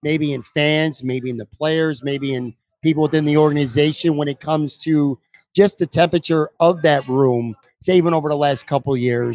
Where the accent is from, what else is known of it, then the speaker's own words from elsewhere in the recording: Buffalo, New York, United States; they're my hometown team